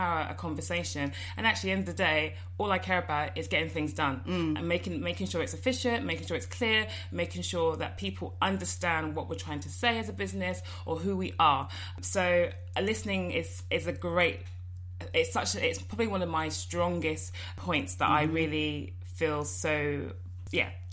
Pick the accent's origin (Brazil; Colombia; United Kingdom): United Kingdom; London; I grew up in Finchley. So it's quite a Jewish area in North London